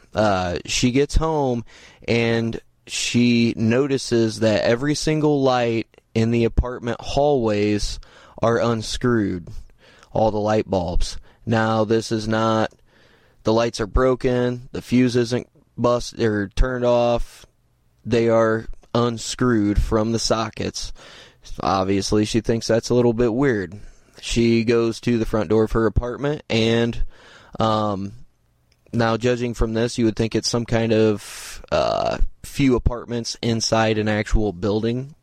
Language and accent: English; Indiana, United States; I'm from the Midwest, I'm from Indiana